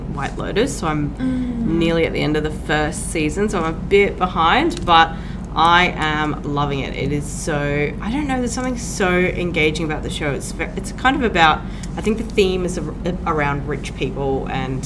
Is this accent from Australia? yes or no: yes; Sydney, New South Wales, Australia; moved away as an adult; now in Adelaide, Australia; I am also originally from Sydney, and I came here to do dentistry